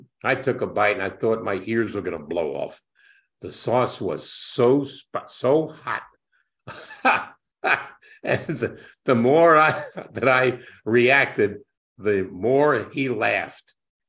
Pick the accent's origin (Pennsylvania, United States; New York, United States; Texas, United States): New York, United States; New York City; I grew up in New York, I grew up in Brooklyn as a Knick fan.